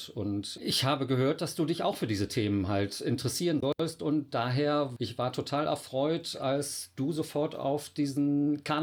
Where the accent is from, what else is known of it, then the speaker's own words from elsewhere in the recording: North Rhine-Westphalia, Germany; now in Cologne, Germany; Ich bin auch nur Wahlkölner, Imi. Ich komme ursprünglich aus dem Oberbergischen. Dort bin ich aufgewachsen, bin 51 Jahre alt